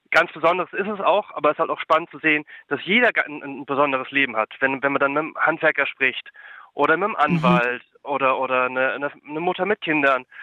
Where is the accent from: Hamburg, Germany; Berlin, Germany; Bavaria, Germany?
Berlin, Germany; ich bin aus, bin aus Berlin